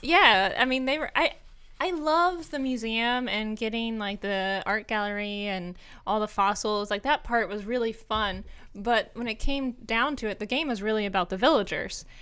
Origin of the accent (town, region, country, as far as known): United States; also born or lived in Germany